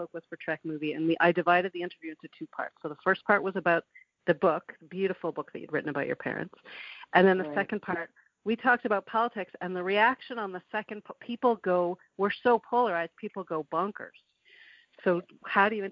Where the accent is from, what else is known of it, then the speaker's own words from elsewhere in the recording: Canada; I'm from Canada